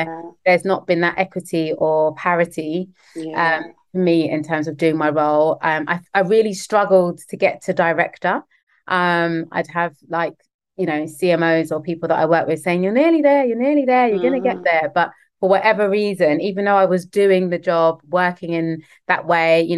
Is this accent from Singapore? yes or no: no; London, United Kingdom; the schools I grew up in West London